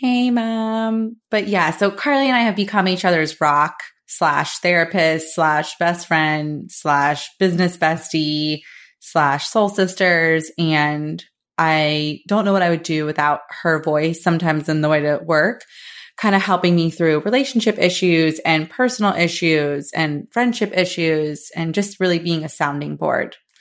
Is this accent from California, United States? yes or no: no; Florida, United States; born and raised in Florida, luckily still living here, currently in Saint Pete, Florida